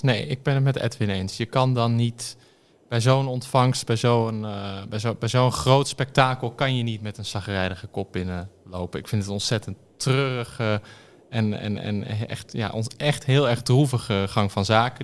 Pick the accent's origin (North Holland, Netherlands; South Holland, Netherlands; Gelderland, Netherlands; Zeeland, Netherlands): North Holland, Netherlands; Amsterdam; ik ben opgegroeid in Amsterdam